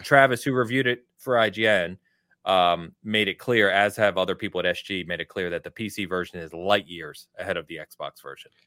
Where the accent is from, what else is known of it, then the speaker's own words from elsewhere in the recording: England, United Kingdom; I am English